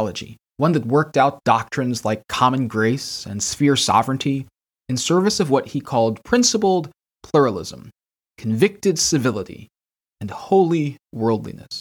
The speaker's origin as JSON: {"language": "English", "town": "Kansas City", "region": "Missouri", "country": "United States", "tie": "born or raised there", "moved": "as an adult", "said": "As a Filipino-American raised in an independent Baptist church in suburban Kansas City"}